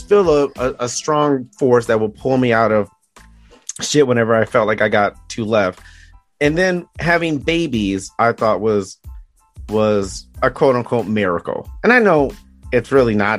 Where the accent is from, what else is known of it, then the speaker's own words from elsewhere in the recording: Detroit, Michigan, United States; growing up in Detroit